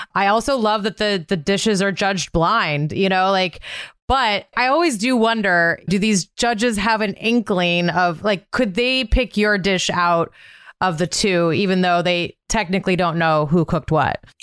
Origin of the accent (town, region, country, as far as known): Montana, United States; born or raised there